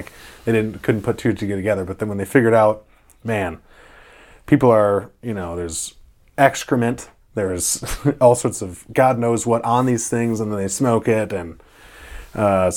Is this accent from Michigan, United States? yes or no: yes; Michigan, United States; now in Oregon, United States; growing up in Michigan